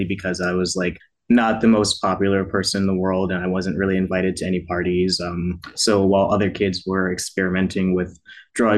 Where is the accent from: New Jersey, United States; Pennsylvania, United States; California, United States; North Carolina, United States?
New Jersey, United States; now in Baltimore, United States; I'm from New Jersey, but I live in Baltimore now